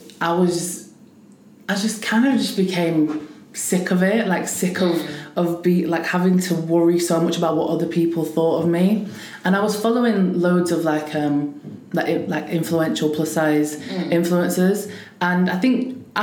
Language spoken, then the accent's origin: English; Preston, North West England, United Kingdom; I'm from Preston